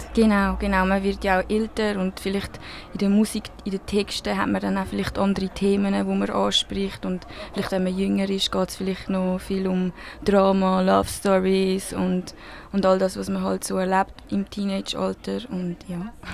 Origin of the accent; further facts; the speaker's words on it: Switzerland; accent: Swiss German; first language Spanish and Swiss German; es ist wirklich meine Muttersprache, wie halt Schweizerdeutsch